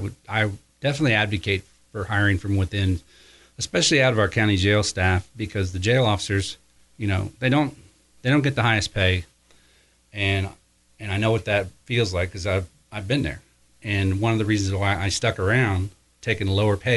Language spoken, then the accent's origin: English; Osgood, Indiana, United States; I was raised in Osgood, Indiana